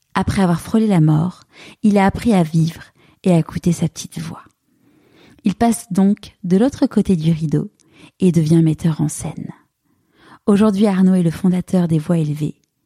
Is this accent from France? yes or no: yes; Paris, Île-de-France, France; moved away as an adult; now in Marseille, France; je suis une vraie Parisienne. J'ai grandi à Paris.